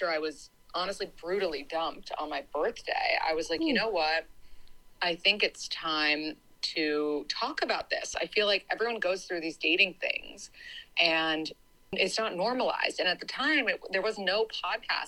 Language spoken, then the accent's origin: English; New York City, New York, United States; also born or lived in Boston; I grew up in New York City and I went to college in Boston